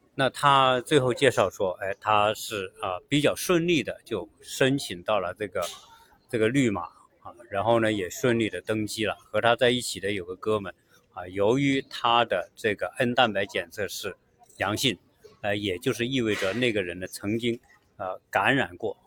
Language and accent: Chinese; China; now in United States; 我们中国人做事